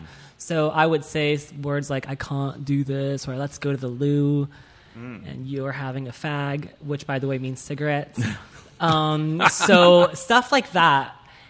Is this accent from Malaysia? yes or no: yes; Malaysia; moved away as an adult; also born or lived in Taiwan; now in Los Angeles, United States; So I was born in Taiwan. I moved to Malaysia when I was 5. Whoa. And I stayed there for, I think, 13 or 14 years.